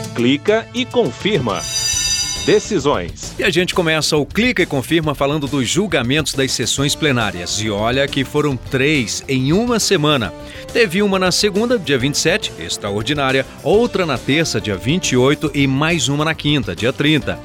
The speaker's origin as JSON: {"language": "Portuguese", "region": "Minas Gerais", "country": "Brazil", "said": "Já em minha terra"}